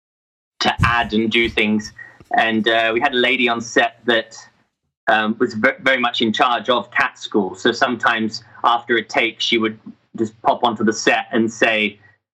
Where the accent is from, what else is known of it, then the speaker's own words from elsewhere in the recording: Australia; accent: Aussie; my Aussie accent came out really strong